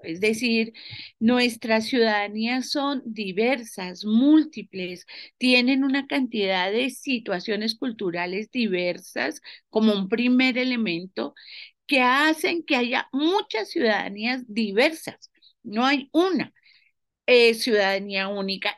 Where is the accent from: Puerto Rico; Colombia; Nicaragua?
Colombia; muchas mujeres colombianas